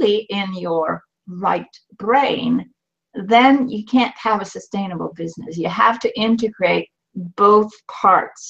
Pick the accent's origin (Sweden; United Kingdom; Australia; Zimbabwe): Sweden; moved away as an adult; now in Canada; I was born in Sweden to an academic family